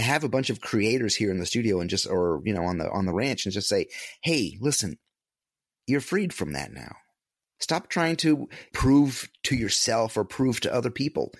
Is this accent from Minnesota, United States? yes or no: no; upstate New York, United States; moved away as an adult; a little small upstate, upstate New York hometown